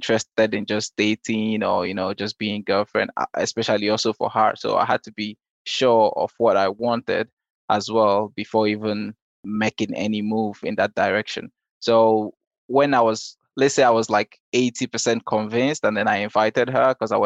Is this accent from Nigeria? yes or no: yes; Nigeria; moved away; also born or lived in Denmark; We're actually neighbors in Nigeria.